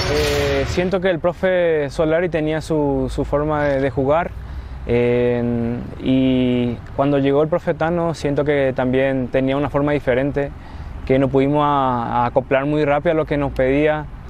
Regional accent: Paraguay; now in Mexico; paraguayos también hablamos mucho

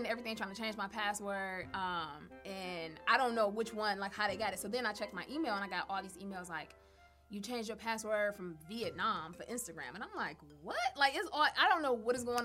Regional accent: Detroit, Michigan, United States; I'm from Detroit.

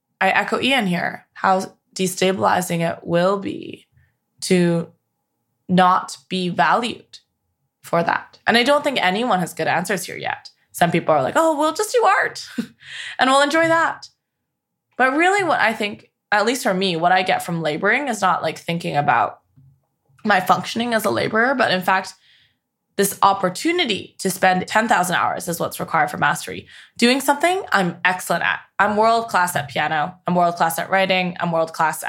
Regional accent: Canada; now in United States; I'm from Canada

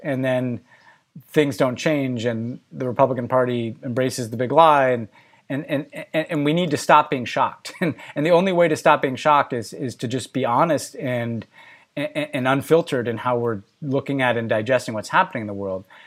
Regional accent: United States; my personal story as an American

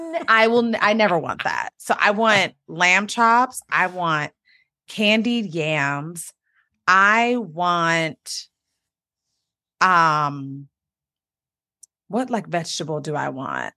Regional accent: United States; I grew up, um, in the D M V, the Washington, D C area, between Maryland and Washington, D C

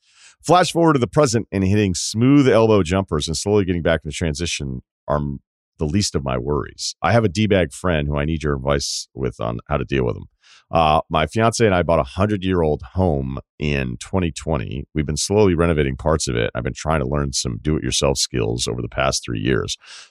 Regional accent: Ohio, United States; So I grew up in Ohio

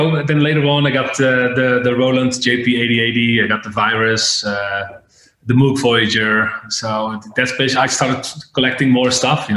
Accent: Breda, North Brabant, Netherlands; My real residency was in a club in my hometown in Breda

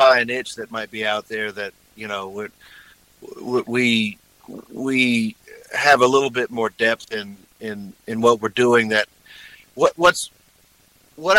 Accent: Texas, United States; moved away; I'm from Texas

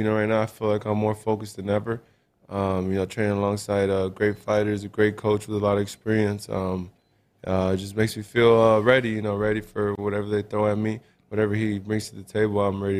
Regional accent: Los Angeles, California, United States; moved away as an adult; now in Seattle, United States; I'm from sunny

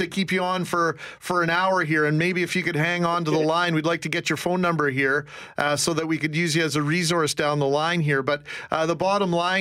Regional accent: Brandon, Manitoba, Canada; also born or lived in Winnipeg; I spent a lot of time growing up in Brandon

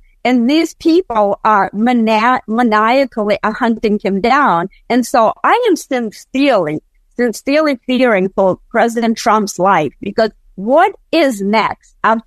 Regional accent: Russia; now in United States; I was born and raised in Russia

